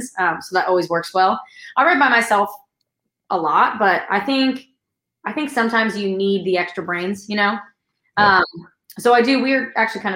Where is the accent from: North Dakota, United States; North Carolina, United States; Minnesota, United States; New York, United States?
New York, United States; I'm from New York, but I was living in New York at the time